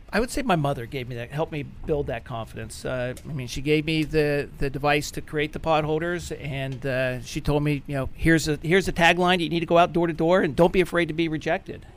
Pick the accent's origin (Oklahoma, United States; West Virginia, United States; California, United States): West Virginia, United States; Clarksburg; I grew up in Clarksburg, West Virginia